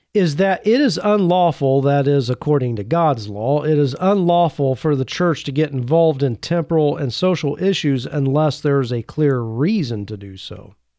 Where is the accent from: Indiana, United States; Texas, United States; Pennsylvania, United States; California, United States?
Indiana, United States; Growing up in Indiana, I had my fair share of walking through cornfields